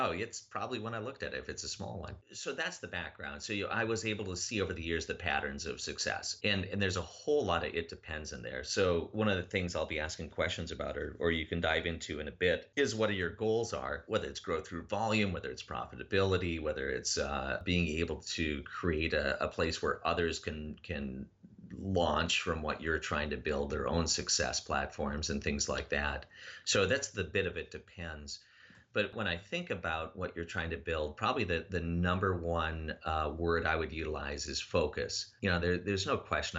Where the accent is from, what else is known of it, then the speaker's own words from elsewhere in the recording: Minnesota, United States; I'm from Minnesota